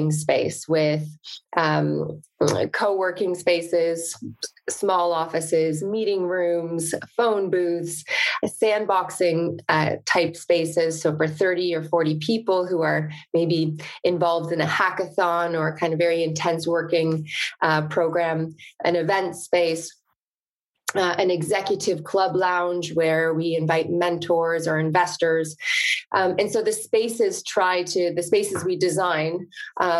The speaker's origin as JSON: {"language": "English", "area": "the country north of Toronto", "region": "Ontario", "country": "Canada", "tie": "born or raised there", "moved": "yes", "said": "I'm Canadian, grew up in the country north of Toronto"}